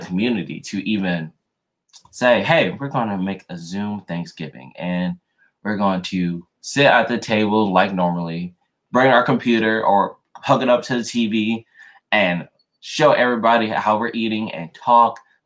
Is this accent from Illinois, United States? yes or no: no; Louisiana, United States; moved away; I was born in Louisiana. So lived there, born and raised a little bit before I moved.